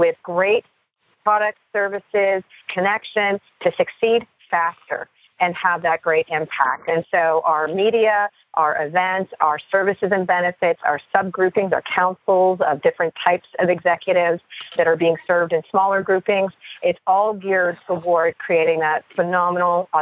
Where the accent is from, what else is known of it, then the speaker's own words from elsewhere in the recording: Canada; I am Canadian born